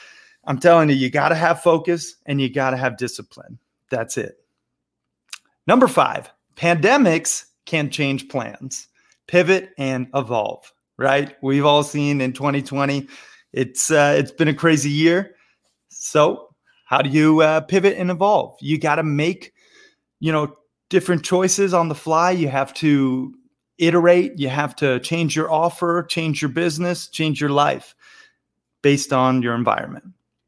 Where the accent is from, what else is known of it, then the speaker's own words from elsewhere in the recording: Montana, United States; also born or lived in Florida; but I grew up half in Montana and half in Florida. And I've lived all over the world, from Bangkok to Barcelona to Rio and everywhere in between.